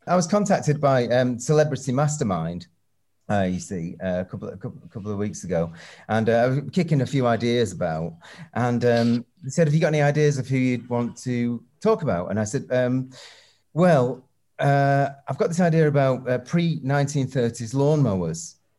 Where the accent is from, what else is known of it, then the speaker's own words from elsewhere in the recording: Northwich, North West England, United Kingdom; moved away; also born or lived in Manchester / London / Los Angeles; we all bought records from this one shop in my hometown, Northwich